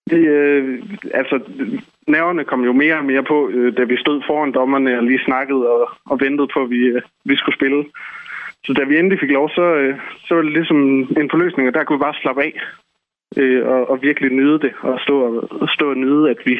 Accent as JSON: {"language": "Danish", "town": "Esbjerg", "region": "Southern Denmark", "country": "Denmark", "said": "vi er fire personer fra Esbjerg. Vi er alle sammen øh, gået på gymnasiet sammen."}